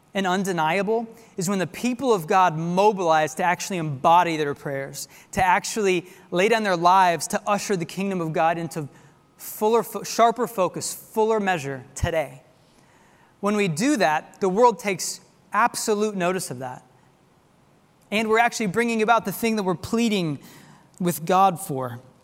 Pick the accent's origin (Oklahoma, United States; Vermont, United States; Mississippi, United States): Oklahoma, United States; Tulsa; now in Texas, United States; my hometown of Tulsa, Oklahoma.